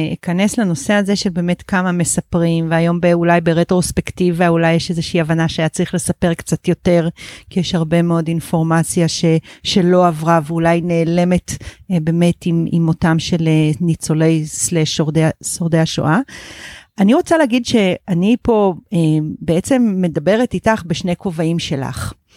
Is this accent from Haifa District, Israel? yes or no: no; Netzer Sereni, Central District, Israel; אני נולדתי בקיבוץ נצר סירני